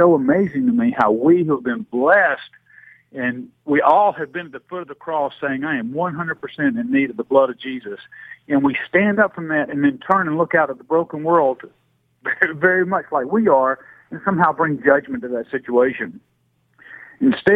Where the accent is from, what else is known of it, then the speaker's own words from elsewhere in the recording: Greenville, Alabama, United States; I was born and raised down in James Fan territory, down in Greenville, Alabama